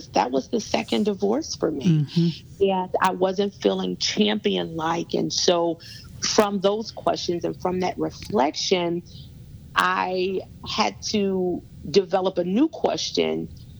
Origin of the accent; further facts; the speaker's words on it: Gary, Indiana, United States; moved away as an adult; now in South Carolina, United States; me being from Indiana, and that's true. I'm actually from Gary, Indiana, born and raised in Gary, Indiana